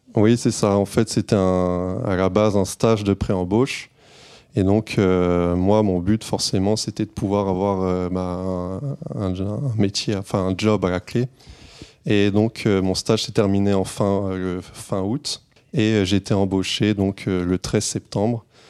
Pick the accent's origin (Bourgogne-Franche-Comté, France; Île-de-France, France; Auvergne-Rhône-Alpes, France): Auvergne-Rhône-Alpes, France; Clermont-Ferrand; moved away as an adult; now in Paris region, France; Moi, je suis pas de la région parisienne. En fait, je viens de Clermont-Ferrand.